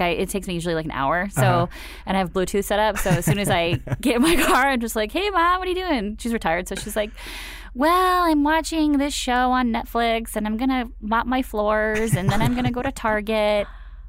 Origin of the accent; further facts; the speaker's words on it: Phoenix, Arizona, United States; Right. Okay, so I grew up in Phoenix, right? Like, I was a mall rat for sure.